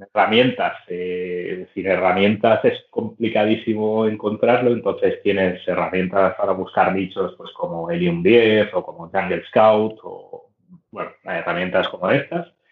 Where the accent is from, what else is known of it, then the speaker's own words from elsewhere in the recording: Barcelona, Catalonia, Spain; Soy de Barcelona. Barcelona capital y no he salido de aquí en toda la vida